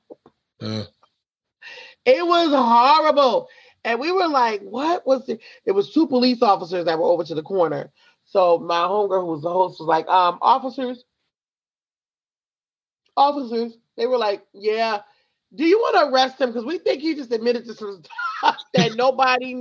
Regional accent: Franklin, New Jersey, United States; also born or lived in Pennsylvania; I'm from Somerset, New Jersey, Franklin, New Jersey, and my mom still lives there. I actually still live in Franklin myself.

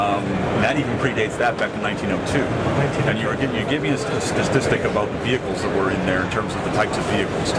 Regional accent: Dallas, Texas, United States; here in my hometown of Dallas, Texas.

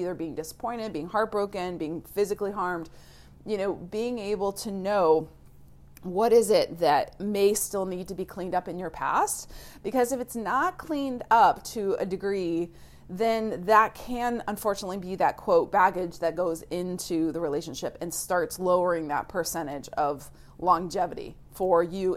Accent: Florida, United States; moved away; I grew up in the South in Florida

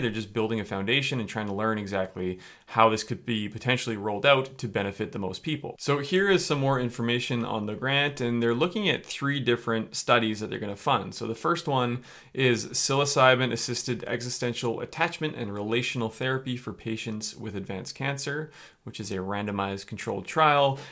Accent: Canada

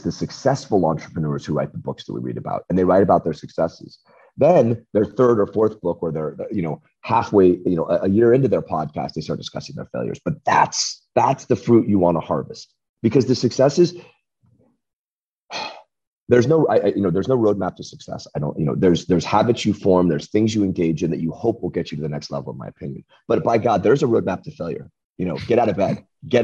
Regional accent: United States; I'm American. You can see it from grade school, having gone to school here

